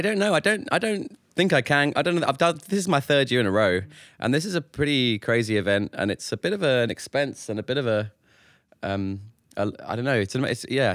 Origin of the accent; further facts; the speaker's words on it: London, United Kingdom; I was born in North London. I've lived there more or less my whole life